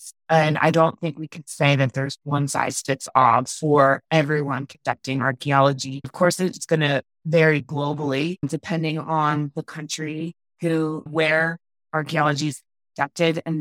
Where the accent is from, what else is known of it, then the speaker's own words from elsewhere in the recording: Philadelphia, Pennsylvania, United States; now in Denver, United States; I grew up in Philadelphia